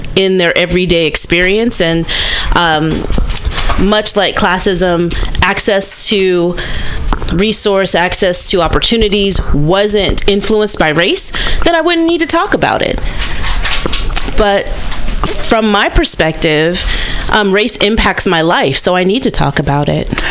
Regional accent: Berkeley, California, United States; born or raised there

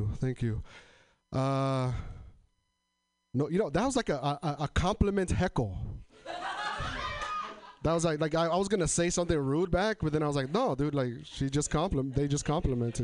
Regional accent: Tri-Cities, Washington, United States; moved away as an adult; now in Portland, United States; So I'm from Eastern Washington, but I live in Portland now. I come from an area in Washington called Tri-Cities, Washington.

